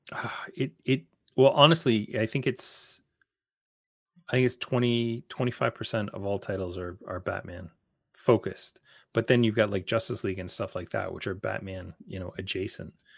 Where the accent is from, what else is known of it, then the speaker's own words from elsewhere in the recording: Canada; as a Canadian